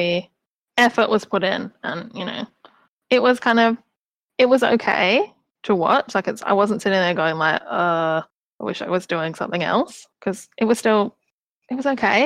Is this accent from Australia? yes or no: yes; Australia; as an Australian